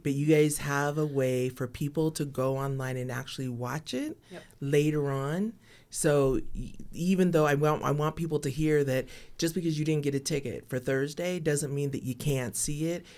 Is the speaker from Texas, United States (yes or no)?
yes; Texas, United States; I come from Texas